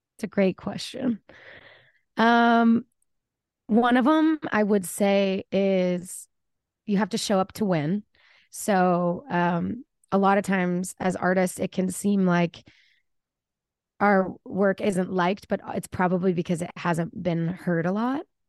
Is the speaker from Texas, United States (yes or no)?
yes; Plano, Texas, United States; moved away as an adult; also born or lived in Austin, Texas; now in Nashville, United States; I'm born and raised in Dallas, Texas, or outside of Dallas, Plano, Richardson area